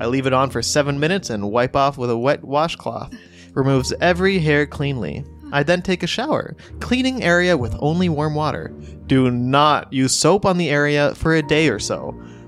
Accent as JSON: {"language": "English", "town": "Mount Wolf", "region": "Pennsylvania", "country": "United States", "tie": "born or raised there", "said": "Mount Wolf, Pennsylvania. My city is not entirely relevant, but not many people are familiar with my hometown, so I thought I'd give it a shout out."}